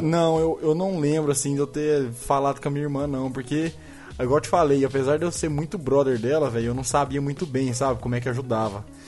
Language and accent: Portuguese; Uberlândia, Minas Gerais, Brazil; nascido e criado em Uberlândia